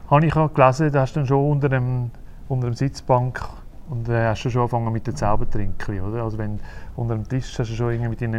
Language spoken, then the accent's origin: German; Uster, Zurich, Switzerland; Und ich bin ja in Uster aufgewachsen, geboren ja. worden.